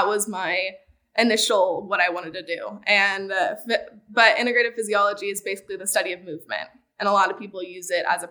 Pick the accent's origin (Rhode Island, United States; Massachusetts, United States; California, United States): California, United States; Southern; moved away; also born or lived in Colorado; I grew up in Southern California